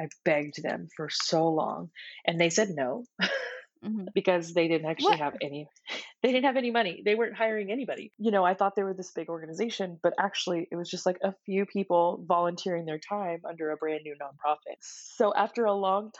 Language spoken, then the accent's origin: English; Houston, Texas, United States; my hometown of Houston, Texas